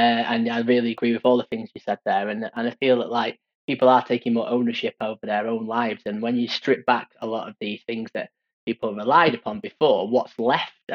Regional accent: Stockport, North West England, United Kingdom; growing up in Greater Manchester, Stockport, where I'm from

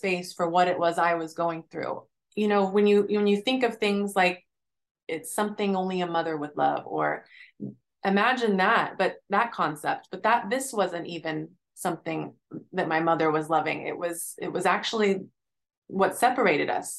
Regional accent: Oklahoma, United States; now in Philadelphia, United States; I grew up in Oklahoma. And that was a small town in Oklahoma.

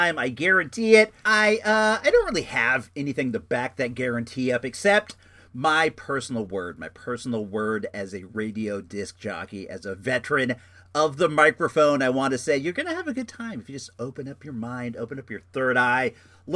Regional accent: Santa Rosa, California, United States; also born or lived in Oak Lawn, Illinois; I'm a Santa Rosa guy. I live in Rincon Valley. I've lived here for, I don't know, 39 years now. I moved from Oaklawn, Illinois when I was in fourth grade

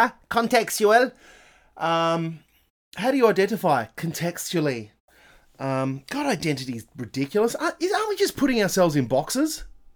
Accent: Australia; We are Australian.

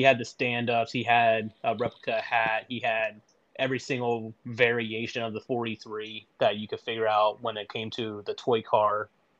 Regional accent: Georgetown, Delaware, United States; I'm from Georgetown, Delaware, so about a rock throw from Lincoln and then another rock throw to Dover.

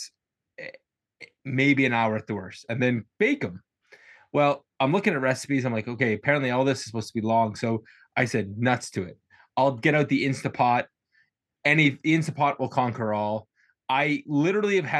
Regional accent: Nova Scotia, Canada; we're Canadian and particularly from Eastern Canada, particularly Nova Scotia

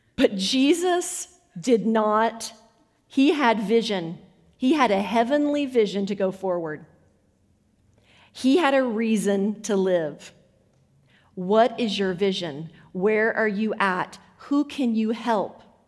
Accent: United States; I come in as American

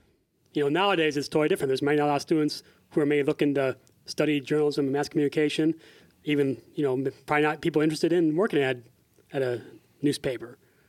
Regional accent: Iowa, United States; born or raised there

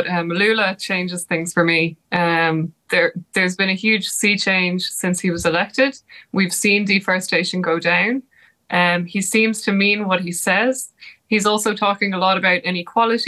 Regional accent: Ireland; I'm Irish

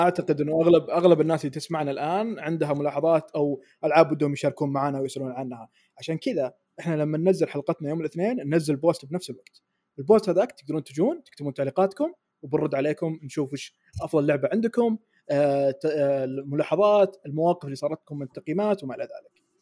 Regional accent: Saudi Arabia; عندنا بالسعوديه

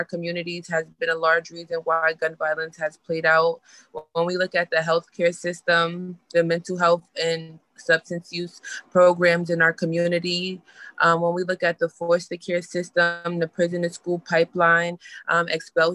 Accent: New York City, New York, United States; I'm from Rosedale, Queens, New York

